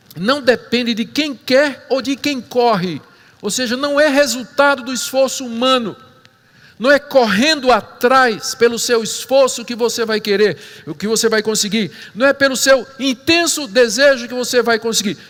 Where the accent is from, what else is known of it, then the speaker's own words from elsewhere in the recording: Brazil; nós, brasileiros, que cremos no Senhor Jesus